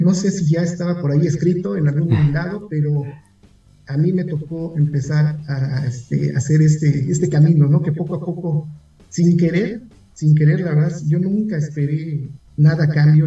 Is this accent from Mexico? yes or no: yes; Mexico City, Mexico; Aunque mis padres son del Estado de México, son de un pueblo que se llama eh, Joquicingo, en el Estado de México. Yo nací aquí en la Ciudad de México